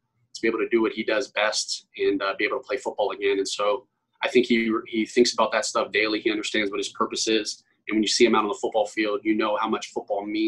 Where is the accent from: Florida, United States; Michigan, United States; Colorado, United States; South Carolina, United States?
Florida, United States; Broward County, South; moved away; I'm obviously from Broward County.